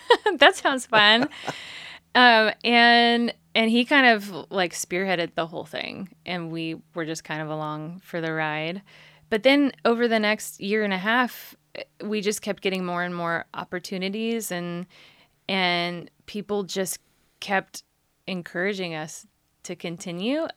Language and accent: English; San Jose, California, United States; I grew up in San Jose